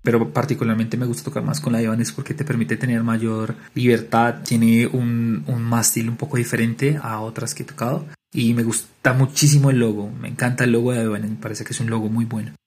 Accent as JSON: {"language": "Spanish", "region": "Bogotá", "country": "Colombia", "also_born_or_lived": "Cartagena", "said": "Yo soy de Bogotá"}